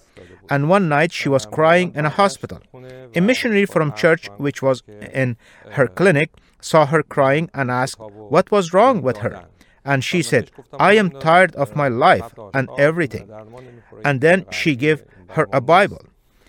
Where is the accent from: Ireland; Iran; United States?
Iran; born there; When I was born in Iran, my family, like every other Muslim family in Iran, was Muslim by inheritance